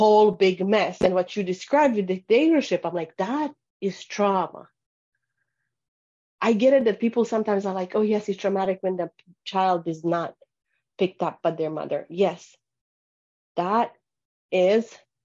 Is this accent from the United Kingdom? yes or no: no; Bosnia & Herzegovina; moved away; I grew up in Bosnia in the war, falling apart of Yugoslavia